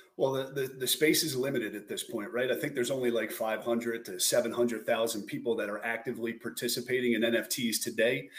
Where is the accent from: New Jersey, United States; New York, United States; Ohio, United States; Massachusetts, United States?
New Jersey, United States; born and raised in South Jersey outside of Philadelphia